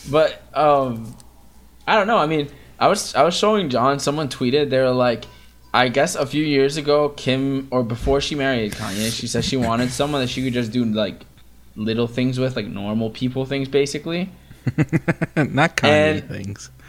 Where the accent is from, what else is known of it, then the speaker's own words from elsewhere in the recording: Staten Island, New York, United States; I'm from Staten Island